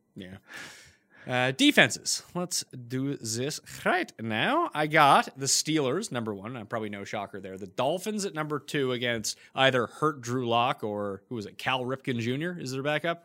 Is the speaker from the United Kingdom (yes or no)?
no; Canada; being Canadian